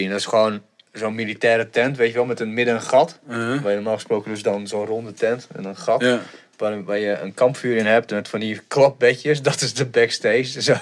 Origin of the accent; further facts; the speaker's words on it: Bulgaria; Ik als Bulgaar.